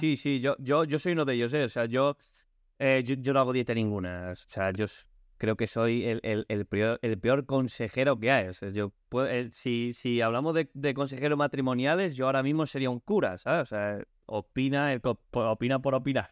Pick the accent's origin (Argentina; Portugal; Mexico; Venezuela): Portugal; Spanish is a second language; now in Spain; yo soy portugués